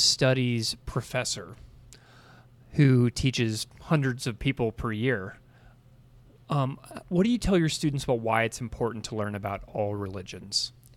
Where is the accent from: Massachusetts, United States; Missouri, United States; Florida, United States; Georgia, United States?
Missouri, United States; St. Louis; moved away as an adult; also born or lived in Saskatoon, Saskatchewan; I grew up in Saint Louis, Missouri